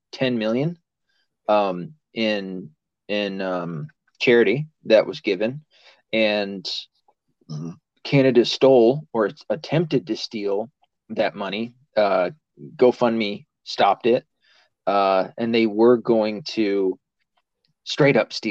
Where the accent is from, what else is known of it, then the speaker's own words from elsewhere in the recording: the South, United States; I'm from the South